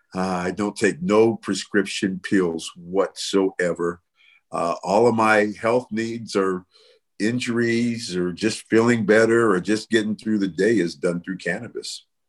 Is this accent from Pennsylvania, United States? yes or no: no; Bay Area, California, United States; moved away; also born or lived in Las Vegas; I'm from the Bay Area